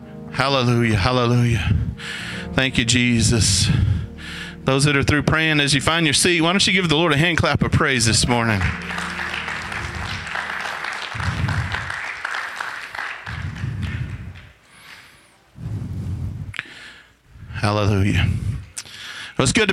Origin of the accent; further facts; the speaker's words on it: United States; I'm so thankful that I'm an American. I'm so thankful that I live in the land of the free and the home of the brave